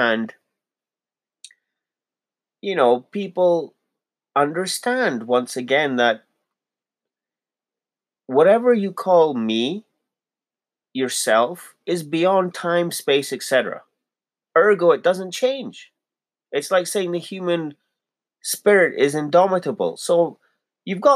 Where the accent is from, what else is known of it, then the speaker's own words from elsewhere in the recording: Pakistan; also born or lived in Toronto, Canada; now in Calgary, Canada; I'm a Pakistani Muslim